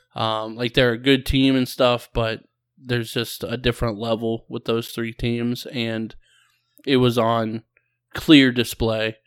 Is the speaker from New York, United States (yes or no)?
no; Ohio, United States; we're both from Ohio